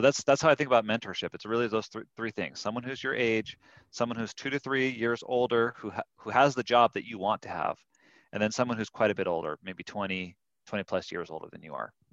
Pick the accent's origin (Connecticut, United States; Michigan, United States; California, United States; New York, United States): California, United States; also born or lived in Durango, Colorado; now in Salt Lake City, United States; I grew up in California, and then we spent a year in a little town called Durango, Colorado